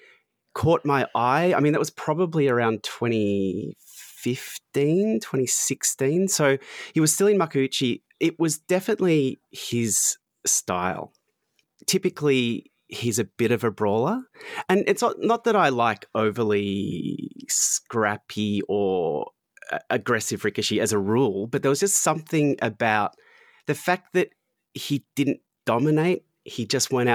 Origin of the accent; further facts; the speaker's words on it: Australia; accent: Australian; I'm Australian